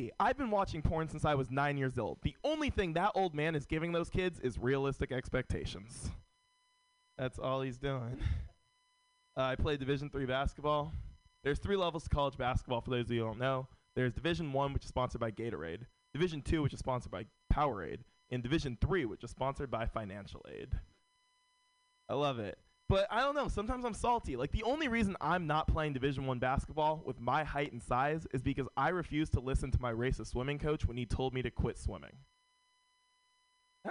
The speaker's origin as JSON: {"language": "English", "town": "San Francisco", "region": "California", "country": "United States", "tie": "born or raised there", "said": "Born and raised in San Francisco"}